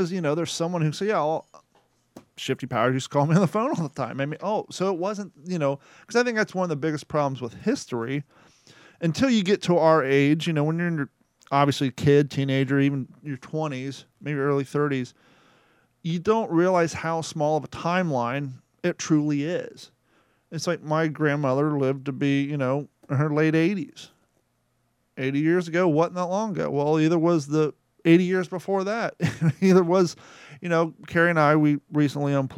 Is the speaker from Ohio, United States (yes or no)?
yes; Ohio, United States; now in Lee County, Florida, United States; I'm from Ohio